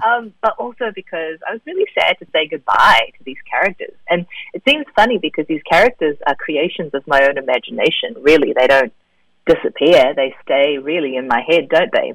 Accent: New Zealand; also born or lived in South Korea; having grown up in New Zealand as a Korean kid. I was born in Korea and moved to New Zealand when I was three

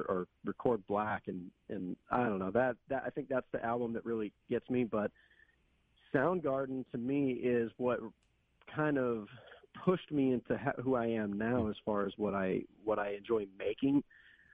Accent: Portland, Oregon, United States; And that's my home. You know, I'm from Portland.

